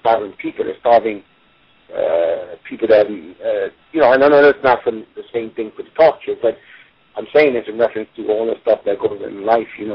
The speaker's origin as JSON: {"language": "English", "town": "New York City", "region": "New York", "country": "United States", "tie": "born or raised there", "said": "I was a poor guy growing up in Brooklyn"}